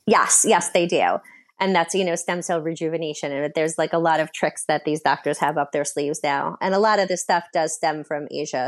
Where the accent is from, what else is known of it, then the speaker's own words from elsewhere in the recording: New York, United States; I am from New York. My training is from New York